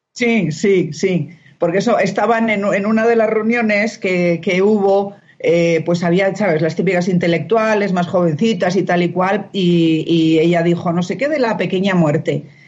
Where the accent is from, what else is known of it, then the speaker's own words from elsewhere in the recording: Spain; now in Mexico; yo la única española